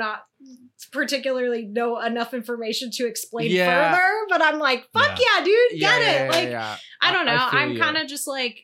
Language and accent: English; Ohio, United States; now in Los Angeles, United States; I'm from Ohio and my family lives in Pittsburgh